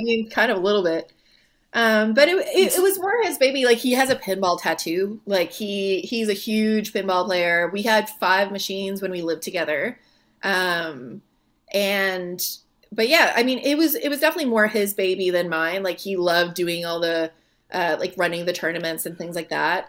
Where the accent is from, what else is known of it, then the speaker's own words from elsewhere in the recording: Moncton, New Brunswick, Canada; moved away as an adult; now in Halifax, Canada; I'm from Moncton originally, from Moncton, New Brunswick